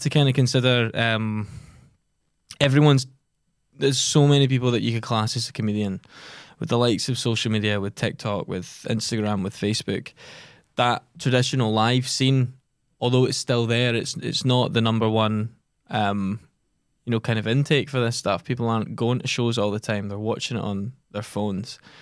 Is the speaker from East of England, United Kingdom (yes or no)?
no; Giffnock, Scotland, United Kingdom; also born or lived in Edinburgh; only one of us is strictly from Glasgow, and that's me, and I'm from Gifnut.